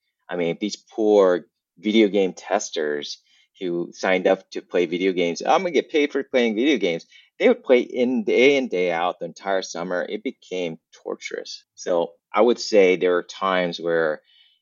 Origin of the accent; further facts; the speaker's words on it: Southern California, United States; also born or lived in Vietnam; I grew up in Southern California. So I was born in Vietnam, left as a war refugee, and spent most of my life in California